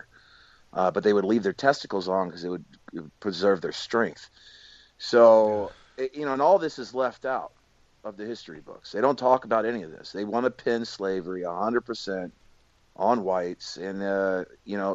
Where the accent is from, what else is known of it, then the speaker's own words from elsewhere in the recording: United States; also born or lived in Houston, Texas / San Diego, California; growing up in Houston and San Diego